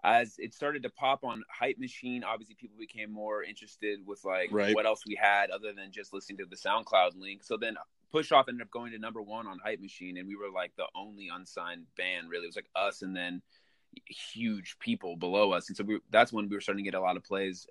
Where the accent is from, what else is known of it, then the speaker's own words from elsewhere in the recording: Malibu, California, United States; I'm born and raised in Malibu